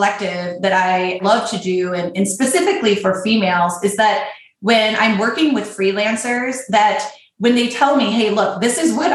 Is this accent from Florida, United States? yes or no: no; Michigan, United States; I grew up in Michigan, so I've got my Midwestern, you know, white female